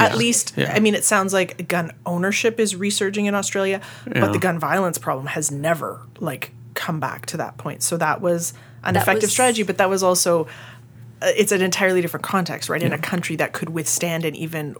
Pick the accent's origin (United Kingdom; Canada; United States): Canada; Maybe because I'm Canadian, that talking point, that worry seems so psychologically